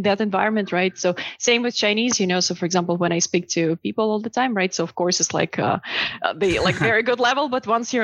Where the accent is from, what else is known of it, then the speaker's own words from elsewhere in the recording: Belarus; also born or lived in China / Uruguay; now in United States; I'm originally from Belarus